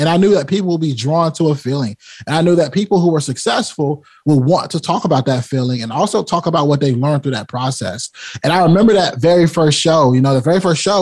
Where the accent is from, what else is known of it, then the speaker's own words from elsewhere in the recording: Rocky Mount, North Carolina, United States; I come from Rocky Mount, North Carolina